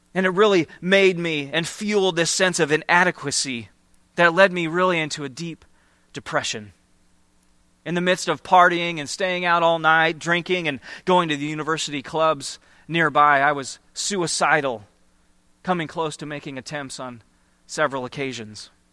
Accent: Iowa, United States; moved away; I grew up in Iowa, just, just a few hours from here in the Cedar Rapids and Iowa City area

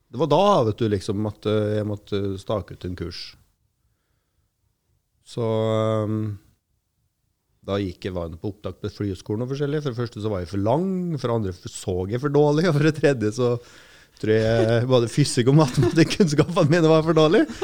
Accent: Røros, Trøndelag, Norway; moved away; Jeg har jo eh, trådt mine barnesko på Røros. Barneskole, grunnskole, videregående.

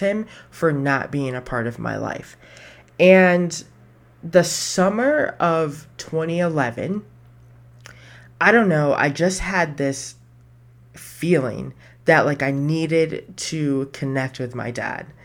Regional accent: Buffalo, New York, United States; moved away; I was born in Buffalo.

